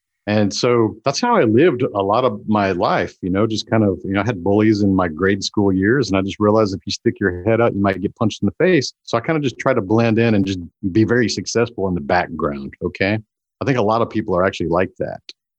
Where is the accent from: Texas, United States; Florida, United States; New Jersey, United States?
Texas, United States; Houston; because we grew up around NASA in Houston area.